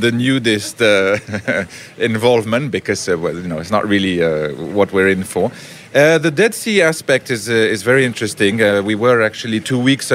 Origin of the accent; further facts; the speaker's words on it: Geneva, Switzerland; moved away as an adult; now in Herzliya, Israel; we're originally from Geneva, Switzerland